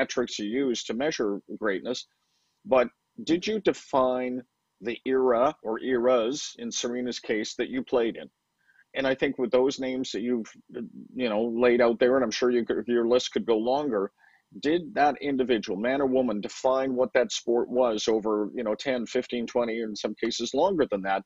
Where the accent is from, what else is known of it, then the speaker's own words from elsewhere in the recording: Vancouver, British Columbia, Canada; moved away as an adult; I grew up in Vancouver, and so I was out there for 31 years.